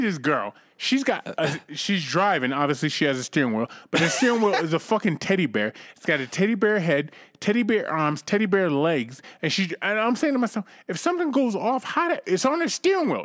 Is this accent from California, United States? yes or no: no; Cambridge, Massachusetts, United States; my hometown, Cambridge, Massachusetts